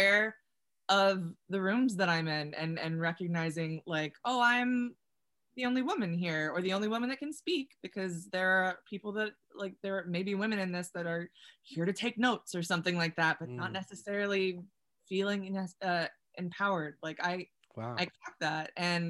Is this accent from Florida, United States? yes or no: yes; Celebration, Florida, United States; I'm from Florida. Small town called Celebration